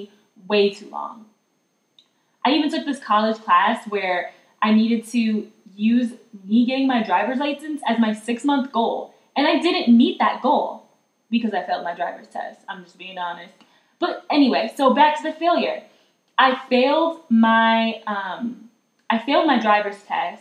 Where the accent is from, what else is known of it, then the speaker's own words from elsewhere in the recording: South Carolina, United States; now in Colorado, United States; I'm from South Carolina